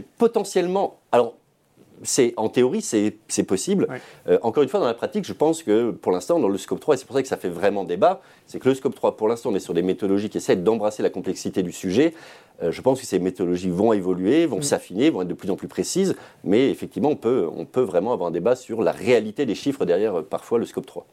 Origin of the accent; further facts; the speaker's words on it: Savoie, Auvergne-Rhône-Alpes, France; ma région d'origine, la Savoie